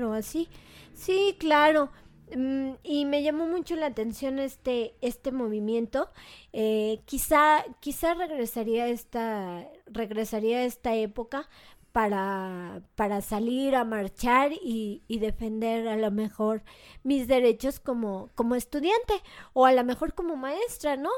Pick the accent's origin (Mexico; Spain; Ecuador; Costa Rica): Mexico; en mi contexto mexicano